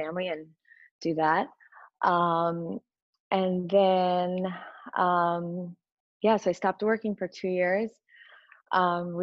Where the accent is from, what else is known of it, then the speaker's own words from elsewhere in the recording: Connecticut, United States; I grew up in Connecticut